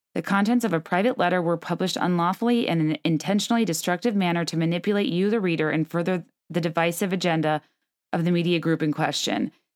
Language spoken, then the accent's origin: English; the South, United States; I grew up in the South